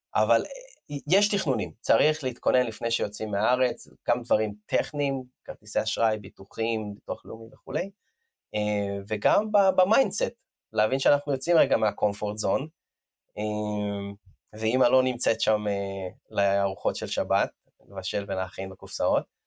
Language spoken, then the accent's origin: Hebrew; Israel; moved away as an adult; אני לא תושב ישראל, עזבתי את הארץ לפני שמונה שנים